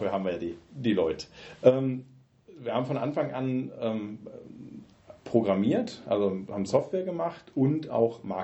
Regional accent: Osnabrück, Lower Saxony, Germany; now in Gießen, Germany; ich komme ursprünglich aus Osnabrück, das ist so Südniedersachsen, geografische Einordnung, bin 93 äh, aufgrund Studiums äh, nach Gießen gekommen, habe Physik studiert hier in Gießen

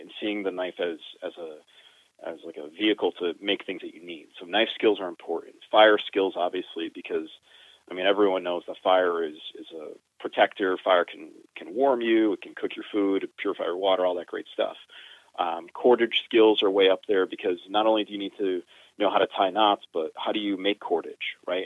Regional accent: Connecticut, United States; I'm from New England. I'm from Connecticut. I born and raised here

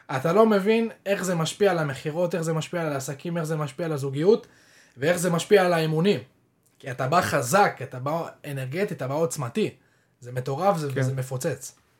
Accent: Israel; אנחנו כישראלים

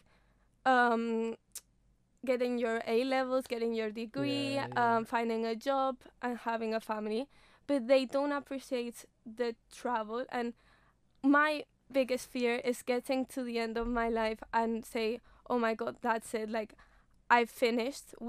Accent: Mallorca, Balearic Islands, Spain; English is a second language; moved away as an adult; now in Loughborough, United Kingdom; I come from Spain, Mallorca. I don't know if you know Mallorca, but it's like the best place ever. And so I've always lived in Mallorca.

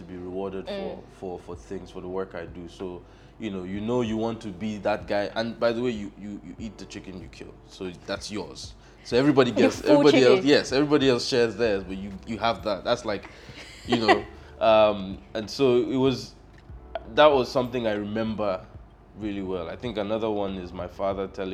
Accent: Lagos, Nigeria; also born or lived in Akwa Ibom State; I was born in Lagos. I'm from Akwa Ibom State.

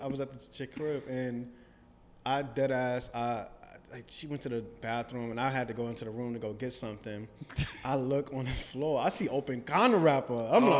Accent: New York City, New York, United States; I'm from Harlem.

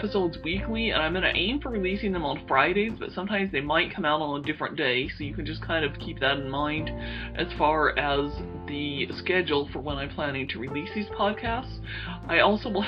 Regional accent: Salt Lake City, Utah, United States; moved away as an adult; also born or lived in Wyoming / Indiana; I'm originally from Salt Lake City, Utah. That is actually where I still currently live

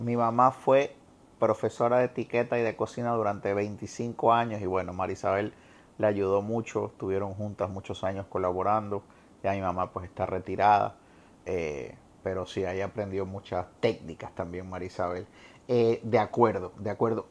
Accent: Guayaquil, Guayas, Ecuador; now in Puerto Rico; me llevó a mi infancia en Guayaquil, ya a esta altura el que no sabe que yo nací en Ecuador, pero que me considero ecuatorriqueño

